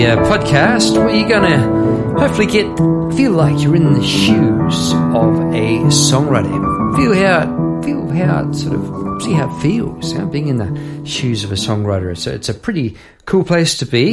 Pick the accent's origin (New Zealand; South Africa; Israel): New Zealand; Palmerston North, Manawatū-Whanganui; now in Melbourne, Australia; I'm from New Zealand. This is in Palmerston North, New Zealand, I'm talking about. Now living in Melbourne, Australia. So I'm going back a few years to my primary school days